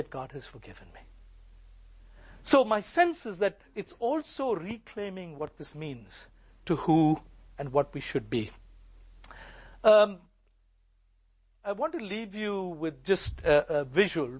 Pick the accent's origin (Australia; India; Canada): India; I grew up in India. I grew up with this.